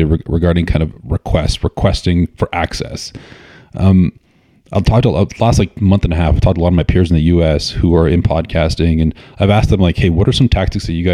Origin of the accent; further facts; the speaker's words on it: Canada; my perspective as a Canadian journalist